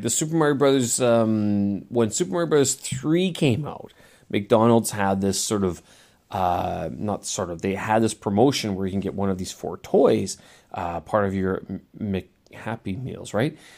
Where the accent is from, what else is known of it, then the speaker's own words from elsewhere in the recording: Manitoba, Canada; in my hometown, you know, prairies of Manitoba Prairies of Canada